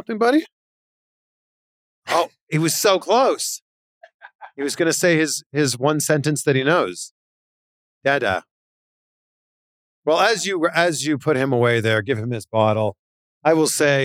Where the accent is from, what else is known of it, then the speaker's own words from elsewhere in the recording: Canada; now in United States; As a Canadian